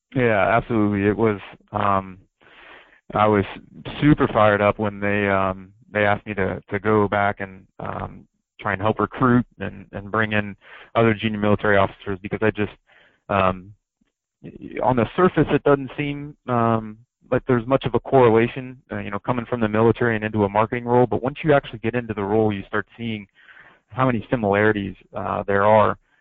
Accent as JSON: {"language": "English", "region": "Ohio", "country": "United States", "tie": "born or raised there", "moved": "yes", "said": "growing up in Ohio"}